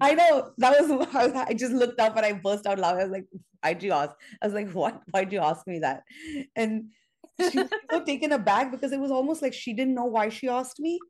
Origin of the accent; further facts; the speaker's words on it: Mumbai, Maharashtra, India; moved away as an adult; now in New York, United States; I'm Indian by birth, uh, by every, well, I'm American now, but I grew up in India. I moved to New York when I, in 99, when I was 22.